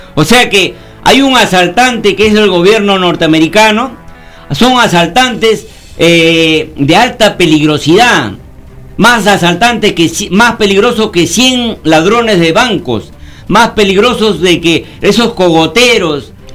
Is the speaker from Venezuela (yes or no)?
no; Peru